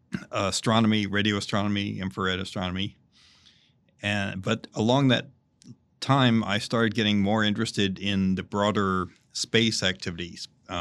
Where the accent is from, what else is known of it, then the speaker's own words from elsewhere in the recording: Chapel Hill, North Carolina, United States; I'm from the U.S. I grew up in Chapel Hill, North Carolina